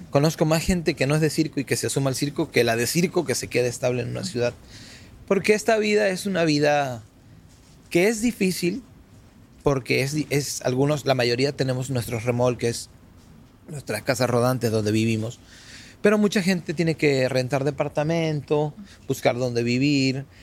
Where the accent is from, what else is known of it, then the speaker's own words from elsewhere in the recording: Argentina; now in Mexico; me siento más que argentino, mexicano, porque ya tengo en México desde el año 87 que salí de Argentina.